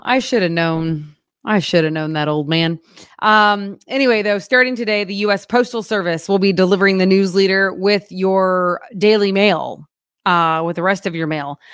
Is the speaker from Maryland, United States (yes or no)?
no; Oklahoma, United States; now in Springfield, United States